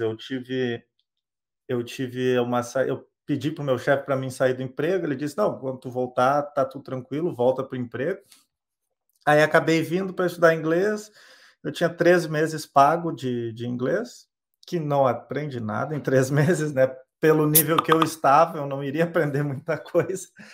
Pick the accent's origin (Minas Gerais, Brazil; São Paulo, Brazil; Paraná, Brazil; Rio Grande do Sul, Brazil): Rio Grande do Sul, Brazil; eu sou do Rio Grande do Sul